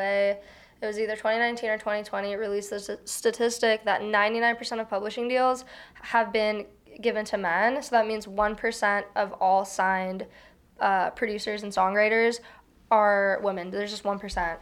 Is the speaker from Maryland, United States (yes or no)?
no; Houston, Texas, United States; moved away as an adult; also born or lived in Chicago suburbs, Illinois / Chicago, Illinois; now in New York, United States; I was born in the suburbs of Chicago, but I was raised in Houston, Texas.